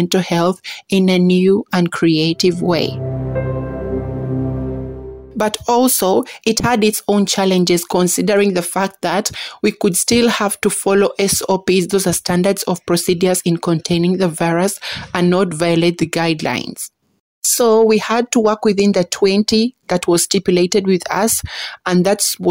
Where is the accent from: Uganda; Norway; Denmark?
Uganda; I am from Uganda